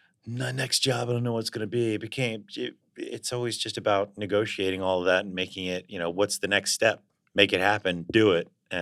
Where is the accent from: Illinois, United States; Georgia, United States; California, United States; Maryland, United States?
Maryland, United States; Baltimore; moved away as an adult; also born or lived in New York; I'm from Baltimore. I come from a very, my mother plays organ for her church.